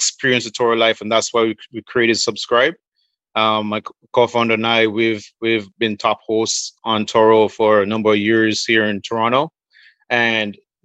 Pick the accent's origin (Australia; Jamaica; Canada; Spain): Jamaica; I'm from Jamaica